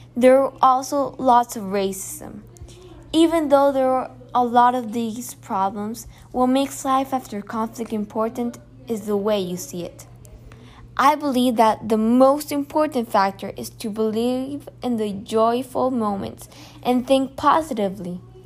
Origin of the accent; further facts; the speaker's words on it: Colombia; I come from Colombia, a place with FARC and other guerrilla movements